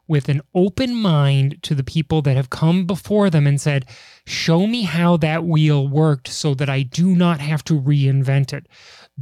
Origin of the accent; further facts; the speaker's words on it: Chicago, Illinois, United States; I'm from Chicago.